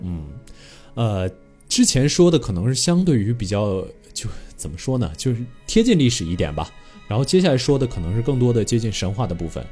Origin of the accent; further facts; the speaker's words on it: China; 这点我觉得我们中国人民真的非常非常了不起